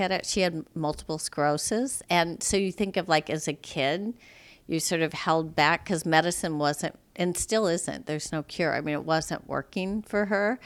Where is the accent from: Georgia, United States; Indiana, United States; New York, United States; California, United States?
Indiana, United States; South Bend; moved away; also born or lived in Mishawaka, Indiana / London; I grew up in South Bend, Indiana